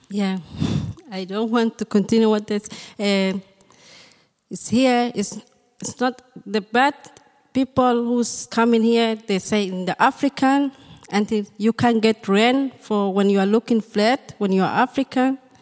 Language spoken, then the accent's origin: English; Somalia; now in Germany; I come from Somalia. Uh, I'm refugee here